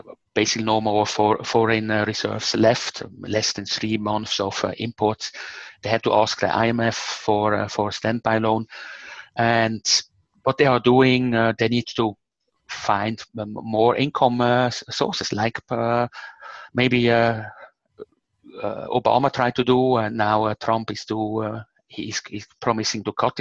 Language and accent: English; Switzerland; I'm from Switzerland, and Switzerland is probably the most democratic country on the planet